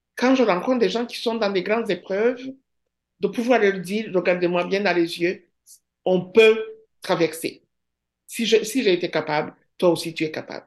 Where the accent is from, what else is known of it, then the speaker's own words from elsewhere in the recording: Rwanda; first language Kinyarwanda; French is a second language; moved away as an adult; now in Rimouski, Canada; j'étais partie du Rwanda